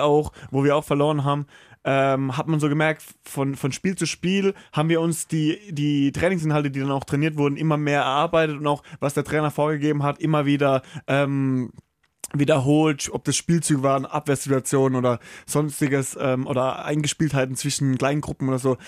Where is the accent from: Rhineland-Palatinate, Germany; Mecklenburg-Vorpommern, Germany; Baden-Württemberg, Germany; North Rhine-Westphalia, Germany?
Baden-Württemberg, Germany; St. Leon-Rot; moved away as an adult; also born or lived in Karlsruhe / Flensburg; Also gebürtig bin ich in Karlsruhe geboren, aber ich bin aufgewachsen in St. Leon Roth, das ist in der Nähe von Heidelberg, so 15 Minuten